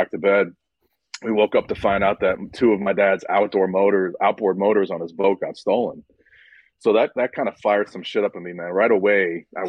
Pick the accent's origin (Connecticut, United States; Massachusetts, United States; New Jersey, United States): Connecticut, United States; moved away as an adult; also born or lived in New York / Florida; Moved to Connecticut when I was like two. I spent about 18 years up there